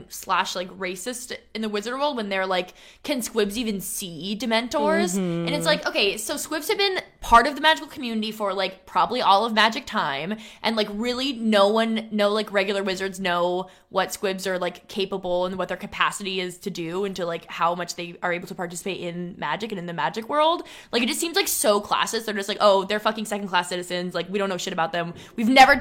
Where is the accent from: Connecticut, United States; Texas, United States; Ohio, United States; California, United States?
California, United States; Inland Empire; I grew up in the Inland Empire